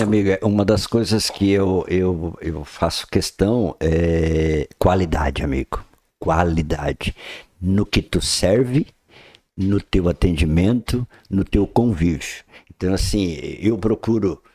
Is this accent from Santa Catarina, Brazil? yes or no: yes; Praia Grande, Santa Catarina, Brazil; now in Balneário Gaivota, Brazil; Eu venho de Praia Grande, que é um município hoje que se tornou é, um geoparque mundial